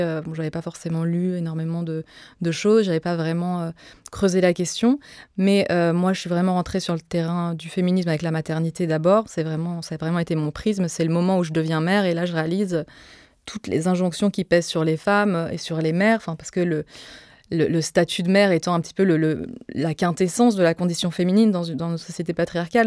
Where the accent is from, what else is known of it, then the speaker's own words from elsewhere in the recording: Joinville-le-Pont, Île-de-France, France; also born or lived in Nogent-sur-Marne; j'ai grandi à Joinville-le-Pont et euh, un petit peu à Nogent-sur-Marne